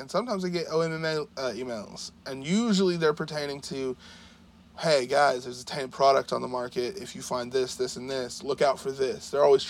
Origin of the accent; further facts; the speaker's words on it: Oklahoma, United States; Because we're from Oklahoma.